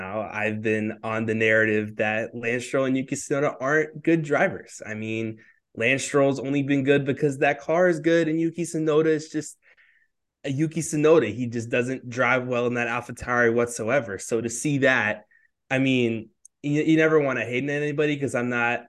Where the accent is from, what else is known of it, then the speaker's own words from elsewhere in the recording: United States; as an American